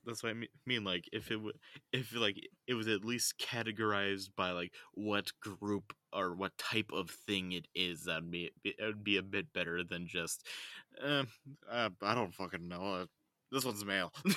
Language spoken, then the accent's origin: English; United States; accent: American; my American accent